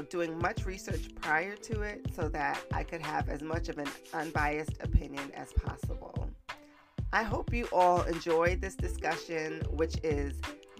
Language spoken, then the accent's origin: English; New York City, New York, United States; we're both from the Bronx.